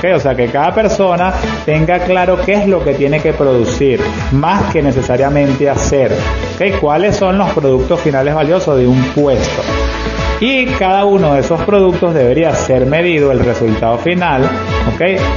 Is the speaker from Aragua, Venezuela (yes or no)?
yes; Maracay, Aragua, Venezuela; soy un empresario de Maracay con 30 años de experiencia manejando empresas